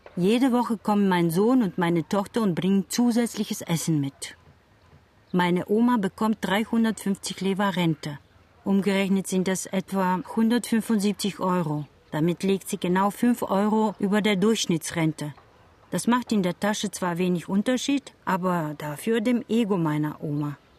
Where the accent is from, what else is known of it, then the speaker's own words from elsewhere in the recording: Bulgaria; German is a second language; moved away as an adult; now in Cologne, Germany; in Bulgarien zu bleiben. Auch ich ging und wohne jetzt weit weg von Großmutter und meinen Eltern, in Köln